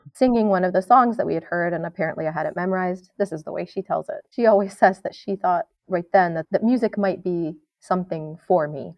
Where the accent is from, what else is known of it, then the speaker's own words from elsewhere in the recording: New York, United States; I grew up in New York State